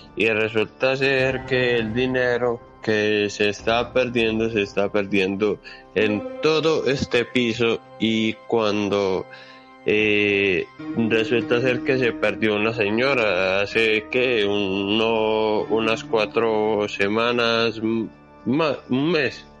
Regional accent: Colombia; now in Santiago, Chile; yo soy de Colombia, pero que resido aquí en Chile, en Santiago de Chile

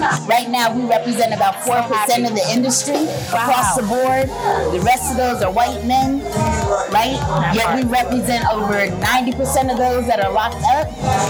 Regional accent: Los Angeles, California, United States; I come from South Central LA, raised in the Crenshaw, Baldwin Hill area. So, I qualified because of my zip code.

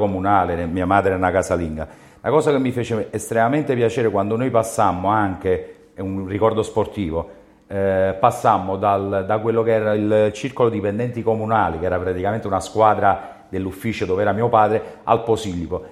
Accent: Naples, Campania, Italy; sia un napoletano doc

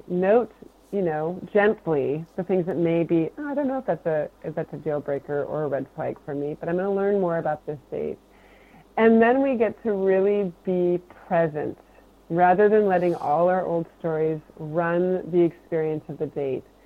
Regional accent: Portland, Oregon, United States; I'm from the Portland, Oregon area

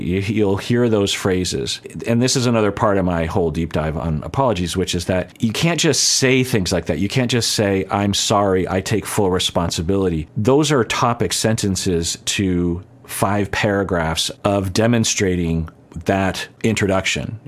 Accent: United States; I'm an American citizen.

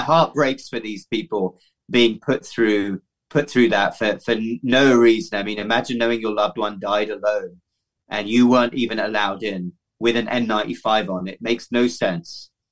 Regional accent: United Kingdom; moved away as an adult; also born or lived in London / Cardiff / Baltimore, Maryland; now in United States; my home country, the United Kingdom

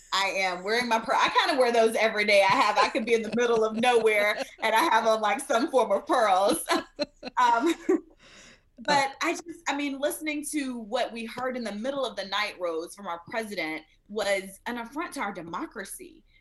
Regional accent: Smiths Station, Alabama, United States; moved away; I grew up in Smith Station, Alabama, the big city

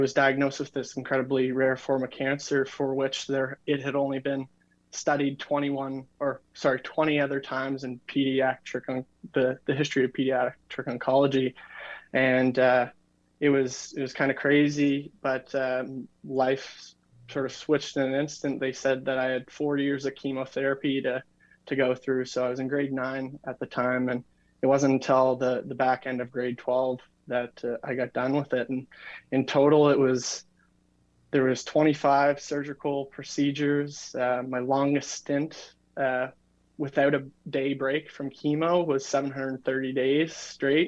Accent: New Brunswick, Canada; I'm from New Brunswick, Canada

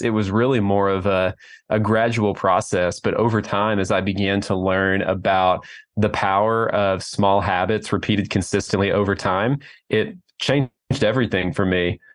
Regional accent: Oklahoma City, Oklahoma, United States; I'm from Oklahoma City

